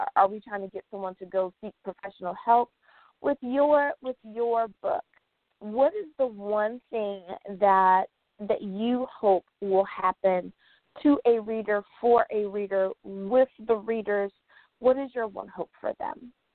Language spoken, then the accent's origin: English; United States